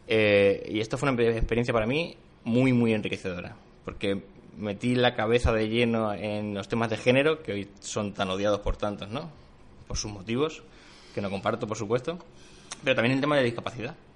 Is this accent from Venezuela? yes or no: no; Argamasilla de Calatrava, Castilla-La Mancha, Spain; tenía que volver a mi, zona de origen. Entonces volví a mi pueblo, que es Argamasilla de Calatrava, de Ciudad Real, un pueblo de 5.000 habitantes.